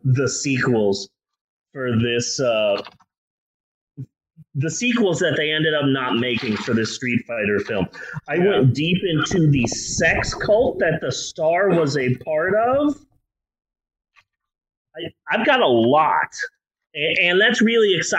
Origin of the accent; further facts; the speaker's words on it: United States; we're American